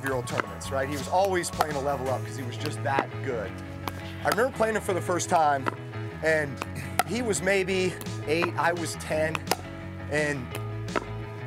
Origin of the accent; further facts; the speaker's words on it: Austin, Texas, United States; Both us are growing up in Austin, Texas